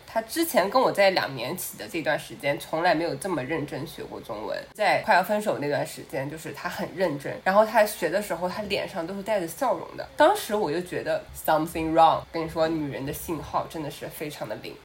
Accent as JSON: {"language": "Chinese", "country": "China", "tie": "born or raised there", "moved": "as an adult", "said": "以我从小在中国长大嘛"}